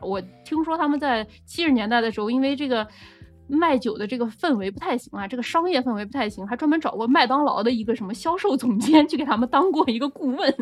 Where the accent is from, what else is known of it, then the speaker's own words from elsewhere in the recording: Nanjing, Jiangsu, China; 我们南京人嘛